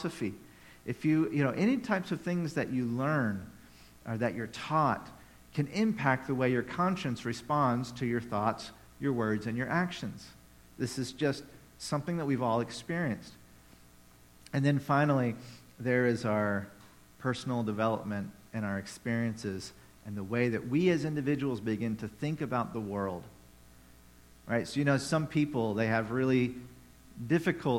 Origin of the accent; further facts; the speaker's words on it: Tennessee, United States; moved away; I grew up in Tennessee